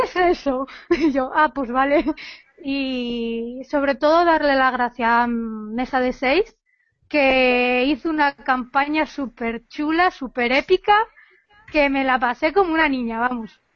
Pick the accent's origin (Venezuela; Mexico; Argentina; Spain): Spain; Yo soy cerca de Galicia.